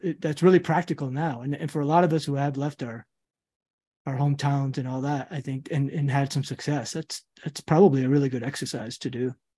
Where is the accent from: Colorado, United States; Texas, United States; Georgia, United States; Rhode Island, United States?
Rhode Island, United States; Central Falls; also born or lived in Queens, New York; Central Falls, Rhode Island is where I went, like, high school and all that, what I kinda call home